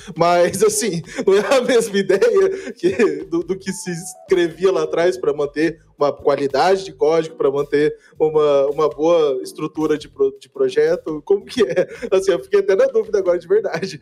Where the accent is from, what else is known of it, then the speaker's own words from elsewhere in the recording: Campo Grande, Mato Grosso do Sul, Brazil; now in Curitiba, Brazil; eu sou originalmente né, de Campo Grande, Mato Grosso do Sul